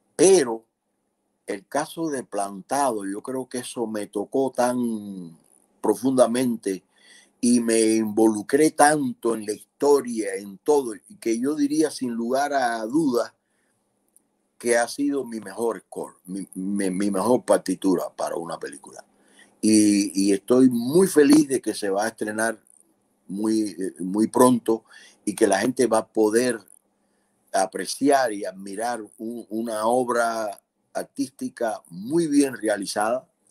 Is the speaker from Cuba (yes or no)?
yes; Cuba; moved away as an adult; Nosotros como cubanos